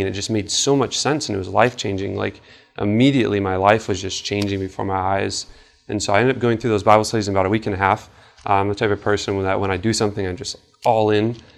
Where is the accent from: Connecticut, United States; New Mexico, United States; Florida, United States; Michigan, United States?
Michigan, United States; Traverse City; I'm from Traverse City, so you know, we have the Cherry Festival